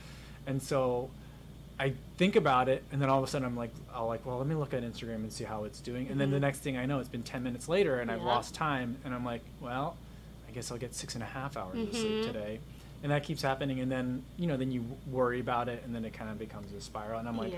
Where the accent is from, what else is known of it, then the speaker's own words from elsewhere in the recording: East Coast, United States; now in Chicago, United States; So, like, I mean, you're on the East Coast. I grew up on the East Coast.